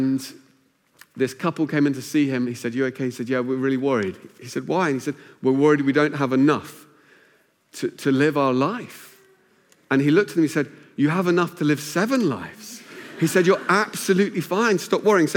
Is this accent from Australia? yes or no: no; Luton, East of England, United Kingdom; moved away as an adult; also born or lived in Cambridge; Where I grew up in Luton, it meant you invested your money in cars